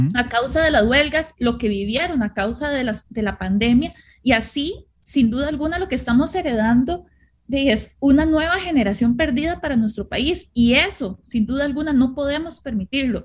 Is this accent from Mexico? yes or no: no; Costa Rica; nosotros como costarricenses